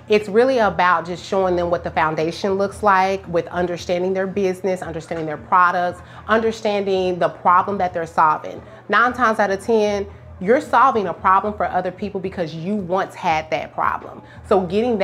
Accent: Tulsa, Oklahoma, United States; moved away as an adult; I'm from Tulsa originally

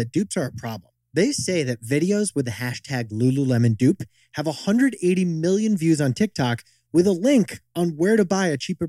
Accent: Brattleboro, Vermont, United States; My hometown, Brattleboro, has one, and I went there.

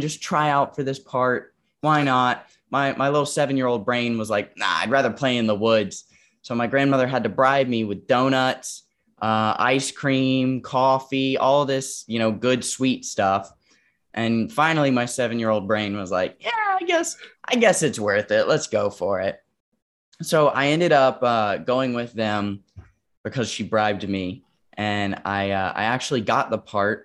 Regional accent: Wilmington, North Carolina, United States; moved away; also born or lived in New York; I was living in Wilmington, North Carolina at the time. That's where, like, my hometown, hometown is, right outside of Wilmington. And, um, we grew up in a very rural area

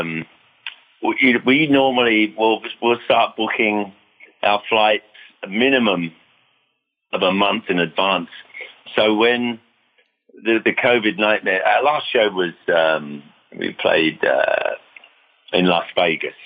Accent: London, United Kingdom; moved away as an adult; now in United States; growing up in London and even over here in the States when we moved here in 1973

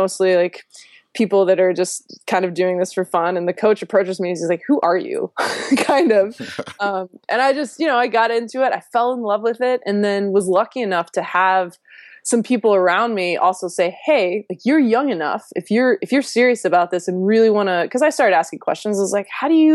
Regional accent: Louisiana, United States; moved away; also born or lived in Virginia; I'm a girl from Louisiana.

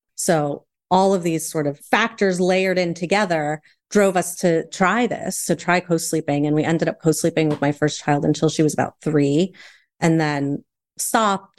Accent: United States; I have a Chilean father and a Puerto Rican mother. I was raised primarily in the States

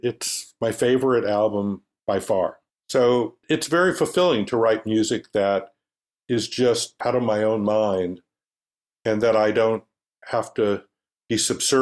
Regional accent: Los Angeles, California, United States; I was born in Los Angeles. My father was born in Los Angeles.

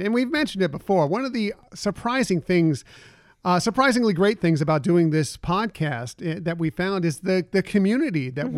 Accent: West Coast, United States; I grew up here on the West Coast

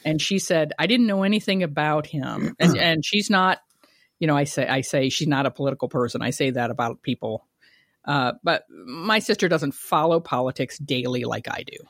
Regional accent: Kent, Ohio, United States; moved away; also born or lived in Ravenna, Ohio; I was born in Ohio, everybody, in Ravenna, raised in Kent.

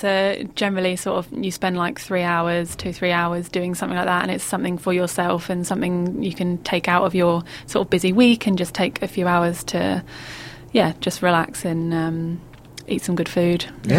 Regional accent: Bury St Edmunds, East of England, United Kingdom; Bury St Edmunds, where I grew up in Suffolk in the UK.

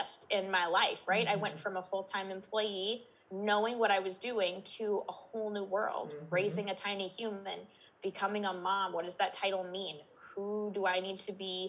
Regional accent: Minnesota, United States; I'm in Minnesota, if my accent didn't give me away already. I'm born and raised.

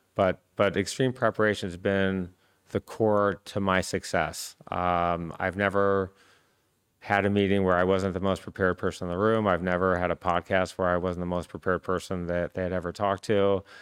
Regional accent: Michigan, United States; I grew up in Michigan

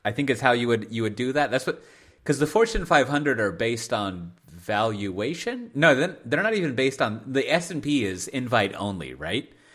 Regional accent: United States; moved away as an adult; also born or lived in Hendrik-Ido-Ambacht/Dordrecht area, Netherlands; now in Netherlands; I love living here and I'm an American. I'm a foreigner

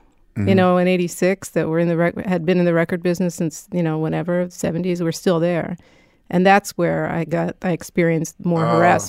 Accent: Philadelphia, Pennsylvania, United States; I'm a Philadelphian, yes, a proud Philadelphian.

